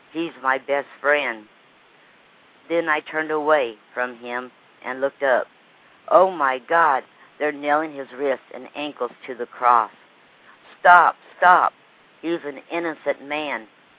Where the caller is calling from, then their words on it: Lake Wales, Florida, United States; Lake Wells, Florida.